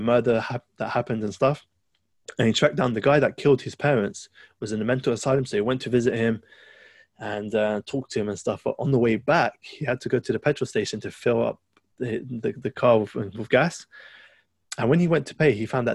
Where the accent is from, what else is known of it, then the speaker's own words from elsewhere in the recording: London, United Kingdom; That's my hometown.